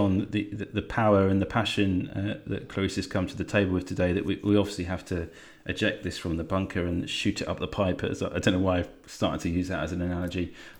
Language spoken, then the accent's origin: English; England, United Kingdom; our very special mythology to us as English people.